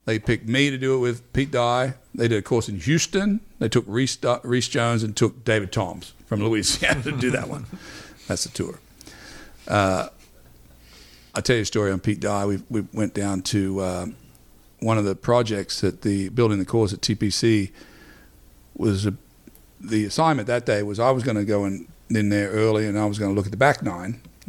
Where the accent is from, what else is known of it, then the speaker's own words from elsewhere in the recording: Wagga Wagga, New South Wales, Australia; moved away; I'm from Wagga Wagga